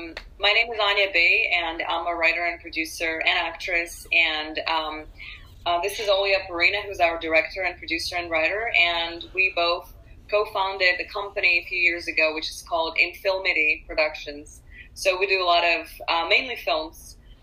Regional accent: Urals, Russia; also born or lived in San Francisco; now in Los Angeles, United States; I also was born and raised in Russia.

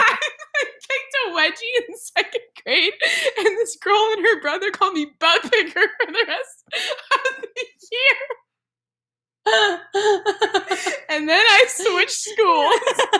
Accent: California, United States; I'm from California.

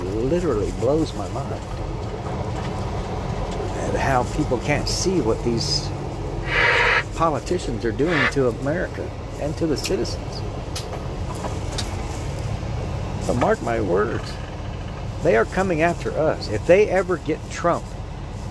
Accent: United States; American citizens like myself

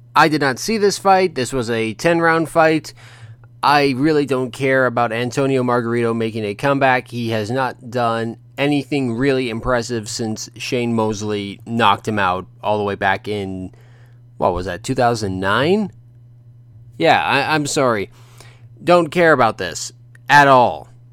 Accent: Ontario, Canada; where I grew up in Ontario

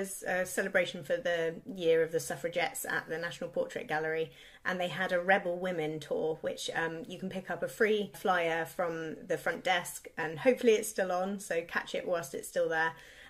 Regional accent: Devon, South West England, United Kingdom; now in London, United Kingdom; I grew up in Devon

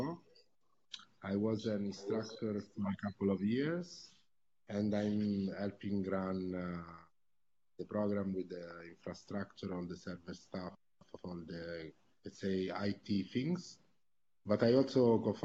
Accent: Cascina, Tuscany, Italy; moved away; I also started one lab in my hometown, the FabLab Cascina, that became FabLab Toscana

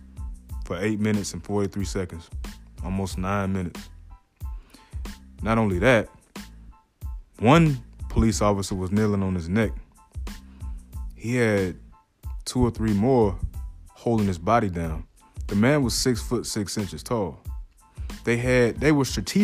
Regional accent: Atlanta, Georgia, United States; I'm from Atlanta, Georgia

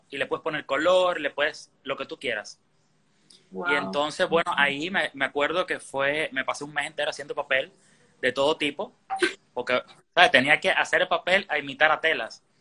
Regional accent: Holguín, Cuba; now in Miami, United States; Bueno, eh, vengo de Cuba, de la ciudad de Holguín. Ya hace siete años y, bueno, sabe, trabajando en lo que apareciera.

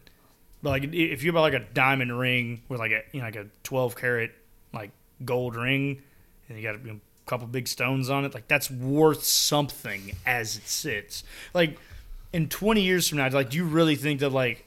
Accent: Texas, United States; as a Texan

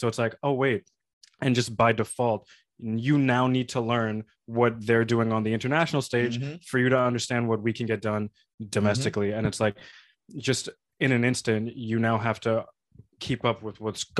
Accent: New York, United States; And us coming from New York, we're a little bit more privileged to be in a place where it's like the most diverse place in the world.

